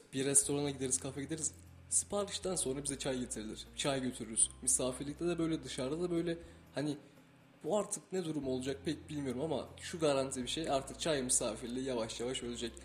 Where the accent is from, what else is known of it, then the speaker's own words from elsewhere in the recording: Denizli, Turkey; now in Kayseri, Turkey; ben Denizliyim